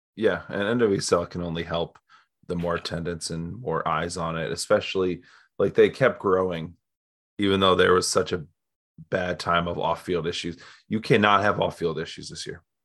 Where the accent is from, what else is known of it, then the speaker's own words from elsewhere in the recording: Canton, Ohio, United States; also born or lived in Ypsilanti, Michigan; I'm from Canton, Ohio